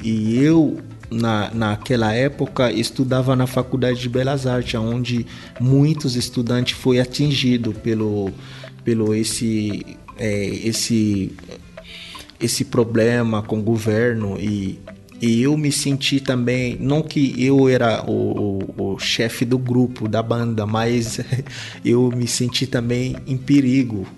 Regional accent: Kinshasa, DR Congo; Portuguese is a second language; moved away as an adult; now in Brazil; Sou de Kinshasa, nasci em Kinshasa em 1992

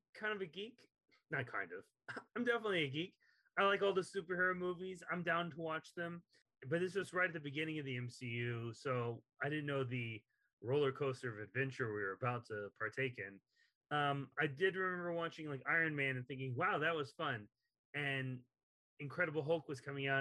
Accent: Texas, United States; accent: Texas; moved away; I'm from Texas originally, and so a lot of my vowels don't come out correctly

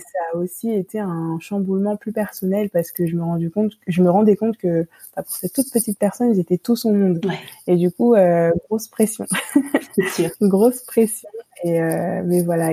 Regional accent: Île-de-France, France; je suis d'origine antillaise. Mhm. J'ai grandi dans cette culture-là, mais j'ai été élevée ici en France mhm. et, enfin, en France métropolitaine

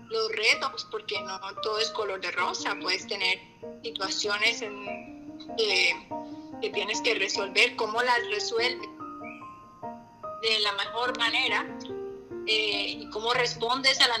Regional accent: Colombia; also born or lived in Puerto Rico; colombiana, yo creo que no hay nadie más colombiano en mi grupo.

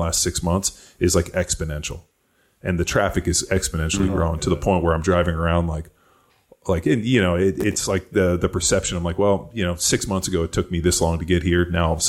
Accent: Torrance, California, United States; moved away as an adult; also born or lived in Tampa, Florida; now in Austin, United States; I grew up in Torrance, which is in the South Bay, Palos Verdes area.

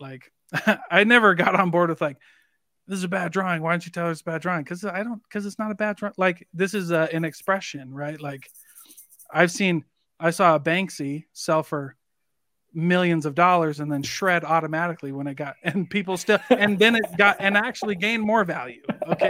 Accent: Iowa, United States; Like, I'm from Iowa. Like, you raise corn and cattle.

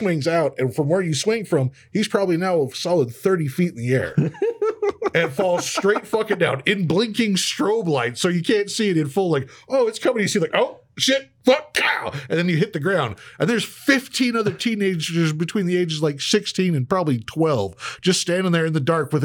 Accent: Riverdale, Utah, United States; I was born and raised down there in Riverdale.

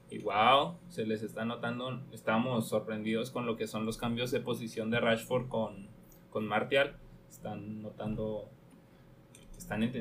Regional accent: Mexico; y como mexicanos

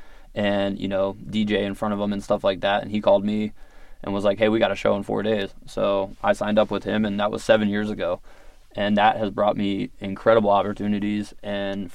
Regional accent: Virginia Beach, Virginia, United States; I grew up in Virginia Beach

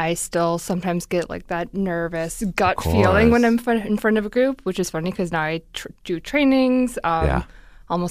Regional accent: Minnesota, United States; as a Minnesotan

